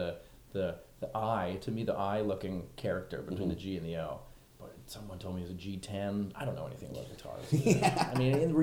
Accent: Richmond Hill, Ontario, Canada; Richmond Hill, Ontario

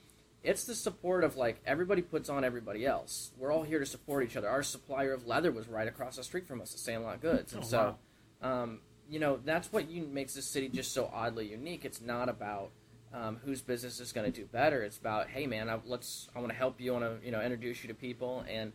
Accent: Kansas City, Missouri, United States; accent: southern drawl; also born or lived in Texas; I was born in Texas, raised in Kansas City. I've been here since I was two, but I still say things with a southern drawl from time to time.

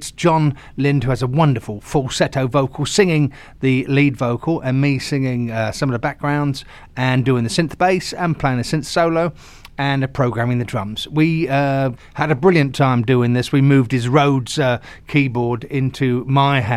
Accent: Southampton, South East England, United Kingdom; accent: West Country; moved away as an adult; also born or lived in London; now in Los Angeles, United States; the accent of where I came from, Hampshire in Southampton, the West Country

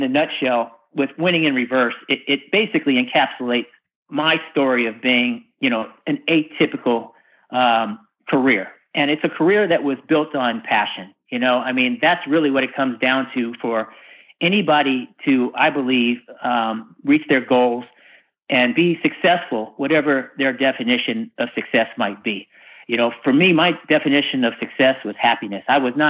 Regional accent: California, United States; when I came from the West Coast, from Northern California, the Bay Area specifically, to the Deep South, to race in NASCAR

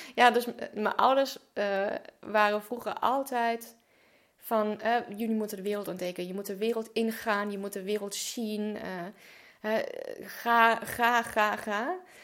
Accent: Germany; moved away; geboren en opgegroeid in Duitsland.

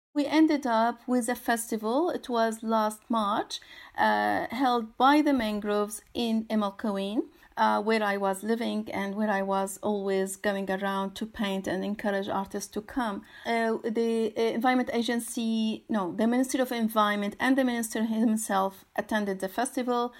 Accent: Syria; moved away; I'm originally from Syria

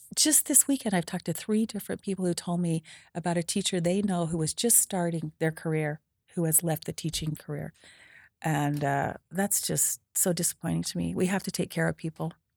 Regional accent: Preston, Idaho, United States; I was born and raised in Preston, Idaho

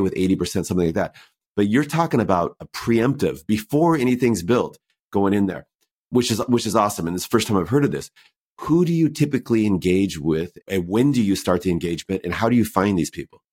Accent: United States; I'm American

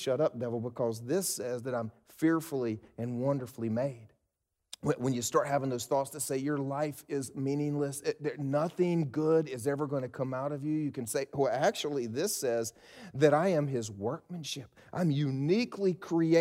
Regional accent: South Carolina, United States; I was raised in South Carolina, and we South Carolinians are some proud people.

